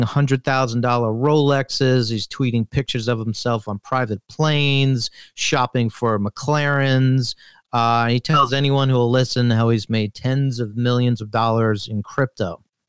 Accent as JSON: {"language": "English", "region": "New York", "country": "United States", "said": "I'm from New York"}